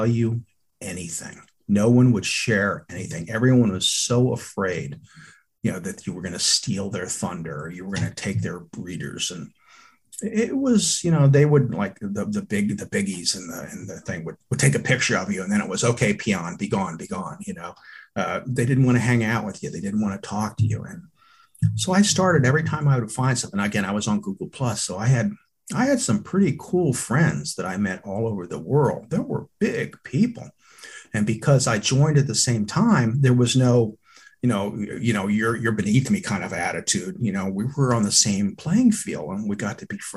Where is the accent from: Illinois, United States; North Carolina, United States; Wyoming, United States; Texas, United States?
Texas, United States; moved away; also born or lived in Philadelphia area; I'm from Texas